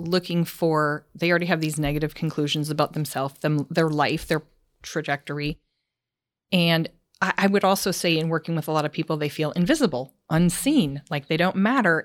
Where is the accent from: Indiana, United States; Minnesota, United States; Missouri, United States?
Minnesota, United States; moved away; growing up in Minnesota